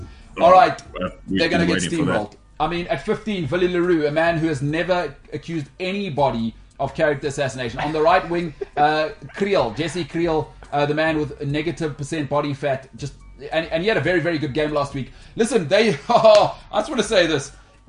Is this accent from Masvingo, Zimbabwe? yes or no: no; Harare, Zimbabwe; I'm from Harare. Yeah, I've seen things.